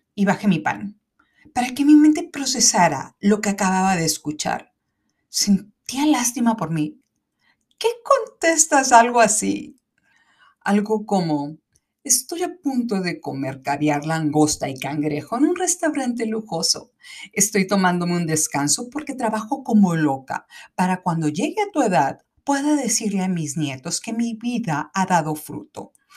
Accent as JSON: {"language": "Spanish", "country": "Mexico"}